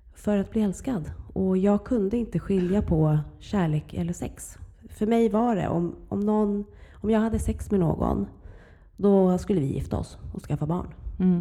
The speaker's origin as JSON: {"language": "Swedish", "town": "Huddinge", "region": "Stockholm County", "country": "Sweden", "tie": "born or raised there", "said": "Jag växte upp i Flemingsberg i mm. Huddinge kommun."}